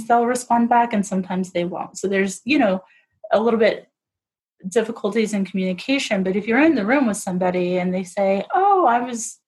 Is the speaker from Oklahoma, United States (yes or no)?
yes; Oklahoma, United States; now in Longmont, United States; I'm from Oklahoma